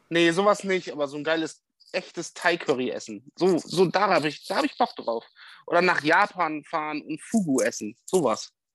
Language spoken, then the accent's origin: German; Bremen, Germany; moved away as an adult; now in Westoverledingen, Germany; ich bin ja in Bremen groß geworden und ich bin jetzt 120 Kilometer von meiner Heimat weg